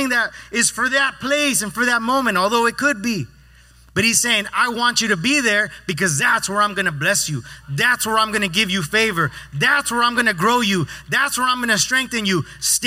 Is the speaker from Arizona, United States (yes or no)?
yes; Yuma, Arizona, United States; moved away; Growing up in Arizona, out there for fun, at least in Yuma